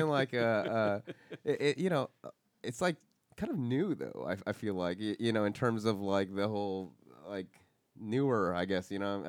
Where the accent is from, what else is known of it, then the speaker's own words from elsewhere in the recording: Los Angeles, California, United States; I'm from Los Angeles, you know, I'm born here